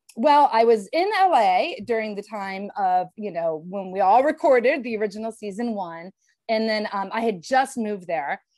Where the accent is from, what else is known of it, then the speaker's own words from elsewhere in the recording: Elyria, Ohio, United States; moved away as an adult; also born or lived in Cleveland, Ohio / Los Angeles; my father's house here in my hometown of Elyria, Ohio